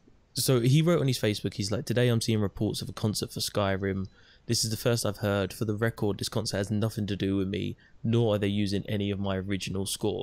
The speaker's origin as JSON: {"language": "English", "country": "United Kingdom", "said": "I don't even get a face beanie because I'm British."}